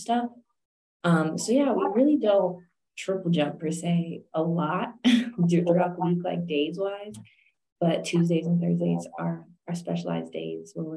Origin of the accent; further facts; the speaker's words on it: San Jose, California, United States; moved away as an adult; also born or lived in Missouri; I'm originally from California, San Jose, California, Bay Area.